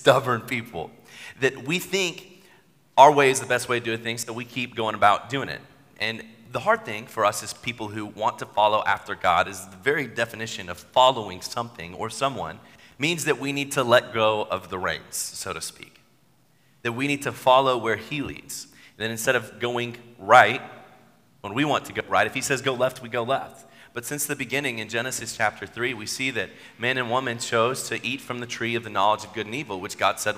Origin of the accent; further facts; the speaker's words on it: Chattanooga, Tennessee, United States; I grew up in Chattanooga